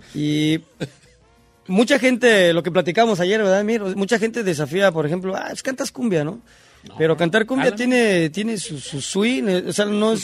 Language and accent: Spanish; Los Reyes La Paz, State of Mexico, Mexico; yo soy del Estado de México. De, este, de un municipio que se llama Los Reyes La Paz